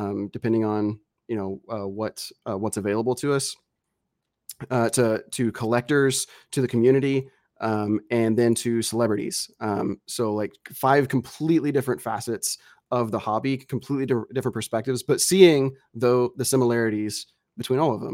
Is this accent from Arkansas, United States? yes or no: yes; Arkansas, United States; also born or lived in Tennessee; I'm from Arkansas and Tennessee